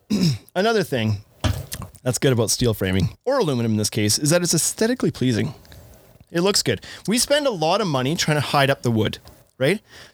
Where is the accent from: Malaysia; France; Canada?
Canada; I'm from Canada.